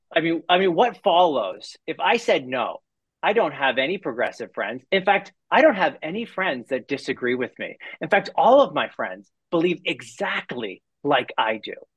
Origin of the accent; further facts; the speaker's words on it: Canada; I'm a Canadian